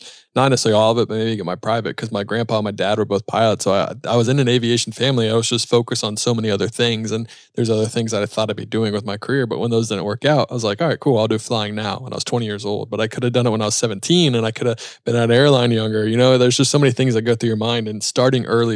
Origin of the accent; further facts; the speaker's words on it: North Carolina, United States; I'm from North Carolina